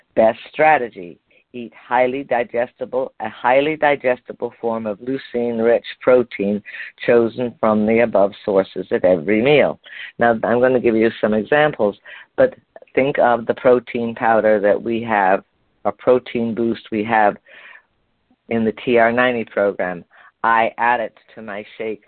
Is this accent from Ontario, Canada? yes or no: no; Montreal, Quebec, Canada; moved away; You know that's where I'm from originally. That's where I was born in Montreal